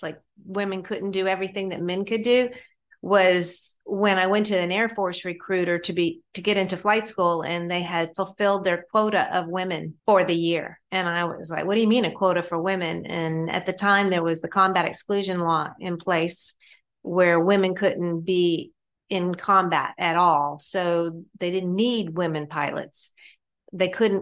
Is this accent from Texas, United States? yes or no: no; Augusta, Georgia, United States; I grew up in Augusta, Georgia